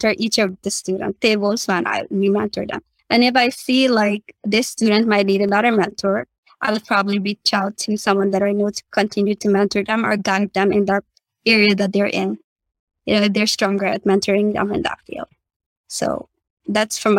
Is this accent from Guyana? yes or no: yes; Guyana; now in Suriname; Guyana is my home country where I was born.